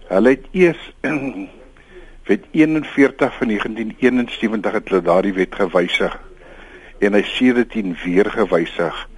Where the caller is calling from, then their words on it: Western Cape, South Africa; van die Weskus.